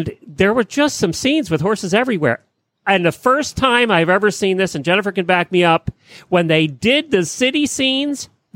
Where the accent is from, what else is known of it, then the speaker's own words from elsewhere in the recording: Lancaster County, Pennsylvania, United States; now in Ocala, Florida, United States; I grew up in Lancaster County, Pennsylvania